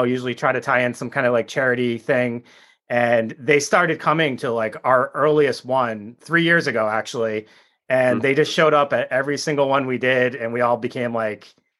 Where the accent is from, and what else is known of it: Rhode Island, United States